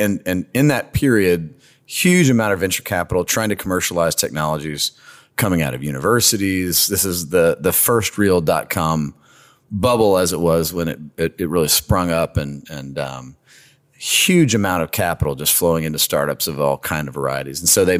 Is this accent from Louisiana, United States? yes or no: yes; Lake Charles, Louisiana, United States; moved away as an adult; also born or lived in North Carolina / Chicago; I'm from Lake Charles, and went to high school at Barb High School in Lake Charles, which is a fun story. I'm sure we'll get to.